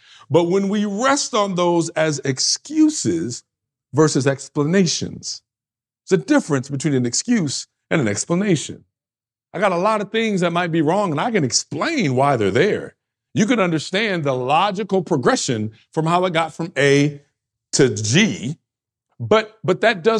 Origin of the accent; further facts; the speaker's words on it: New York, United States; Well, I'm from this kind of area, right? My region. I come from the East Coast. I come from New York. This is what we do.